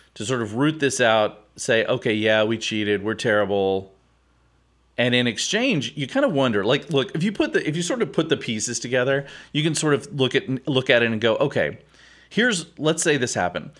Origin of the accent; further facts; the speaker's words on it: Houston, Texas, United States; I grew up here in Houston